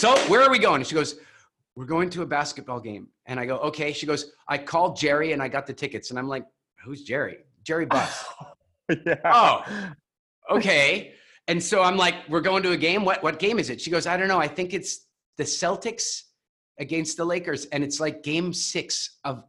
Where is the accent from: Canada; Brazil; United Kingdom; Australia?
Canada; also born or lived in Vancouver; I'm Canadian